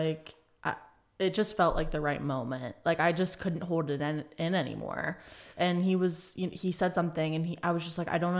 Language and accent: English; Charlotte, North Carolina, United States; moved away as an adult; now in California, United States; I am originally from Charlotte, North Carolina, grew up there most of my life. And I came out to California to get clean and sober